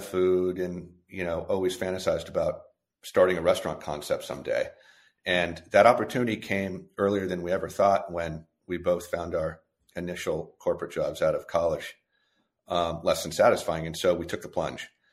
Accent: California, United States; moved away as an adult; also born or lived in New York; growing up in California

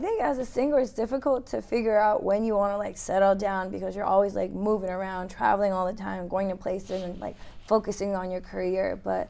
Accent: Yokohama, Kanagawa, Japan; I was born in Yokohama.

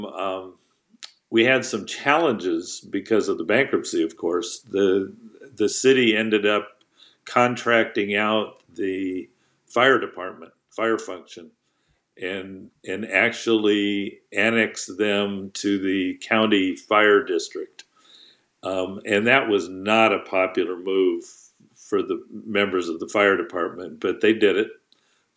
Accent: Fresno, California, United States; I had previously been city manager in my hometown of Fresno during the downturn

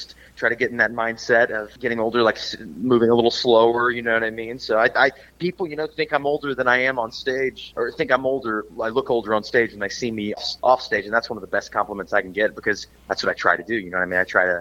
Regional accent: Cincinnati, Ohio, United States; moved away as an adult; now in Los Angeles, United States; I'm from Cincinnati, Ohio. That's where I was born and raised

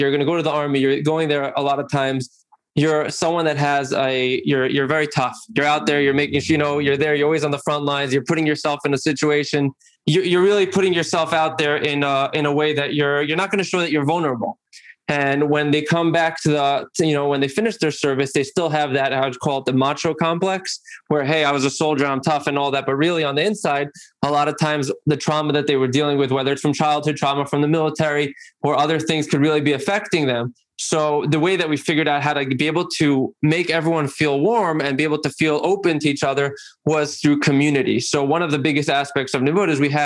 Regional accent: Monsey, New York, United States; I'm from Muncie, New York

